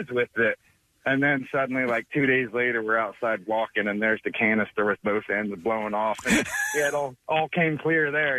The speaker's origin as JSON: {"language": "English", "region": "Midwest", "country": "United States", "tie": "born or raised there", "said": "I grew up in the Midwest. Things were a little different. I'm probably about 40 now."}